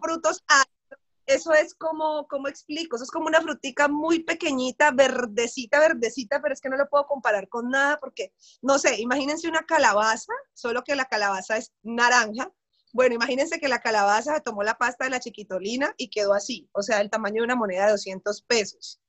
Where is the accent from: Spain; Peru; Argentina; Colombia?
Colombia; Cali, Valle del Cauca; Yo soy caleña, soy periodista